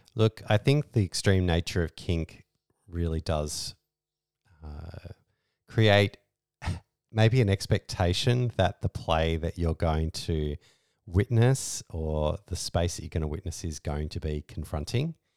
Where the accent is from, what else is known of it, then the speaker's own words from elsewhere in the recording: Australia; we're Australian lifestyle kinksters